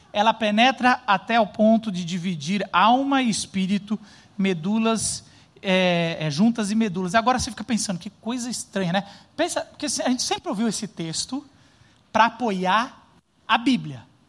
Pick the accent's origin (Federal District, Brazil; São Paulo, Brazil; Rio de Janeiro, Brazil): São Paulo, Brazil; a gente é paulistano